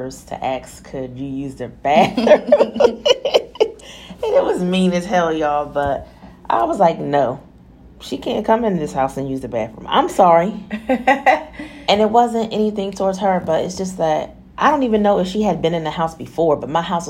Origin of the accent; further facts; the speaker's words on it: New Jersey, United States; I'm from Jersey. I was born and raised in New Jersey